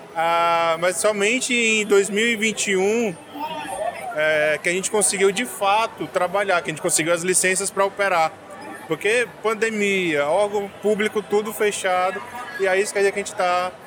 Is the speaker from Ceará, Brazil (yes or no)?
yes; Fortaleza, Ceará, Brazil; now in Manaus, Brazil; vou para Fortaleza, que é a minha, minha cidade natal